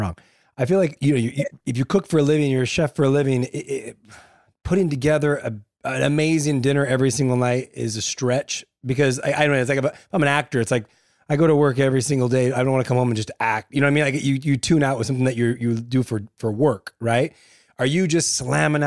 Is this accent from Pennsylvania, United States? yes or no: no; La Puente, California, United States; I grew up in La Puente